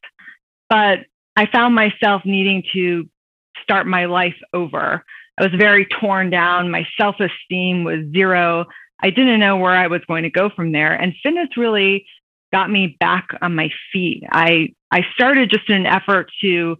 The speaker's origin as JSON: {"language": "English", "town": "Virginia Beach", "region": "Virginia", "country": "United States", "tie": "born or raised there", "moved": "as an adult", "lives_now": "Washington, DC, United States", "said": "I grew up in Virginia Beach, Virginia."}